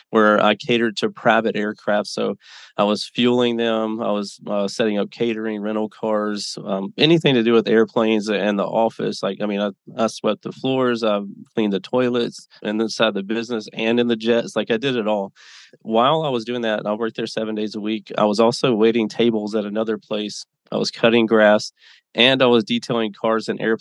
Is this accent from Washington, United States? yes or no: no; Mississippi, United States; moved away as an adult; now in Las Vegas, United States; I was born and raised in Mississippi, a little town, 20,000 people